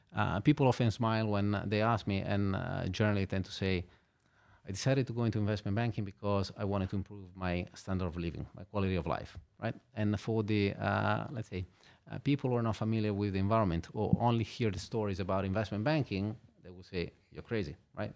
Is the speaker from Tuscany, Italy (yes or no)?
no; Genoa, Liguria, Italy; moved away as an adult; also born or lived in Milan / London / Hong Kong; now in Luxembourg; I was born in Genova. I spent there, uh, my childhood and all the way up until I finished university